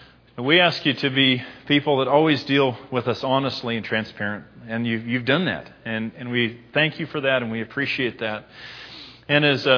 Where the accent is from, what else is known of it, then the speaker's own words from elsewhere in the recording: United States; I'm an American